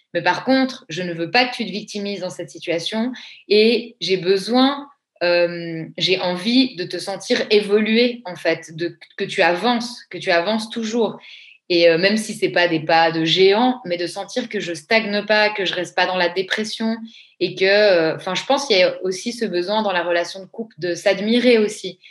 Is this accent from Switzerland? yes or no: yes; Switzerland; Je suis une vraie Suisse bien fiable